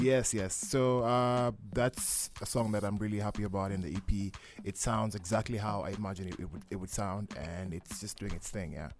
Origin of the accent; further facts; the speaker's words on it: Mombasa, Mombasa County, Kenya; also born or lived in Kisumu; now in Nairobi, Kenya; I come from Mombasa